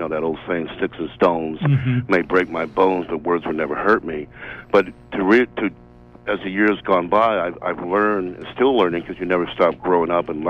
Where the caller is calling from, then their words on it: Bangor, Maine, United States; I'm calling from Bangor, so I'm glad that I got. I'm glad the radio station is on the air.